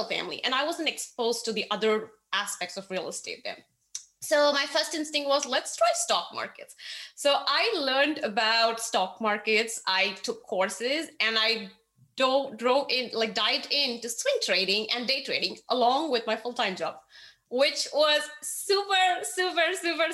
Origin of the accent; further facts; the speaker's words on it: India; moved away as an adult; now in Austin, United States; I grew up in India